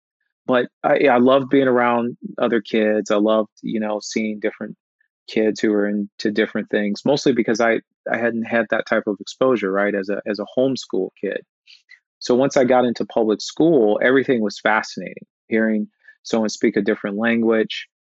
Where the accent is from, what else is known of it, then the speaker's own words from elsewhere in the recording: Midwest, United States; Growing up in the Midwest also meant that I would sometimes not be exposed to different cultures